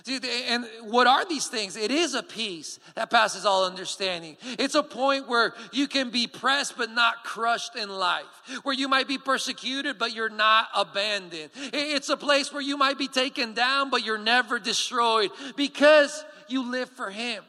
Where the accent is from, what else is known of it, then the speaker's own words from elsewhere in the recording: Colombia; English is a second language; And if you don't know me yet, I am from Colombia, and so hence the accent is a little bit weird. I am the son of my parents who are missionaries in Colombia.